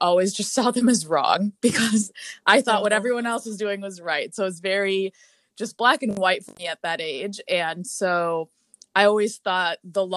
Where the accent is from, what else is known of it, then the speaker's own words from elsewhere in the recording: Brookfield, Wisconsin, United States; moved away as an adult; also born or lived in Milwaukee, Wisconsin; now in Washington, D.C., United States; I am from Brookfield, Wisconsin, which is a suburb outside of Milwaukee.